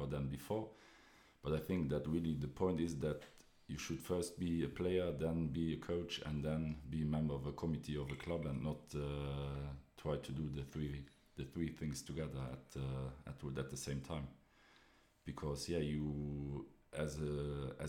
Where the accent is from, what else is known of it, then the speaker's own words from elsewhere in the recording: Esch-sur-Alzette, Luxembourg; I'm originally here from Esch